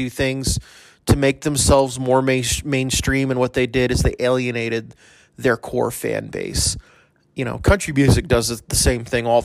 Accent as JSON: {"language": "English", "town": "El Paso", "region": "Texas", "country": "United States", "said": "I'm from El Paso"}